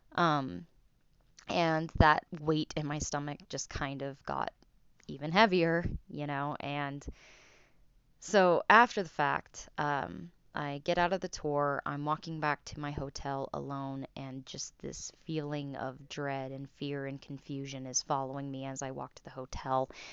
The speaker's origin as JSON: {"language": "English", "town": "Salt Lake City", "region": "Utah", "country": "United States", "said": "I'm from Salt Lake City, Utah."}